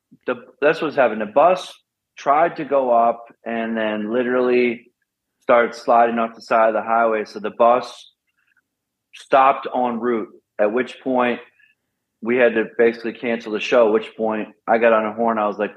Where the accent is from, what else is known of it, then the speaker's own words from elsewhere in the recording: Pennsylvania, United States; Oh, that was from the race scene growing up in the Poconos there.